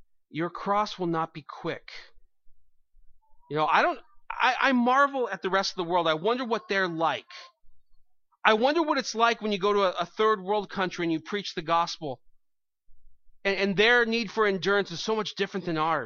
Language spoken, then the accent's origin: English; United States; I'm an American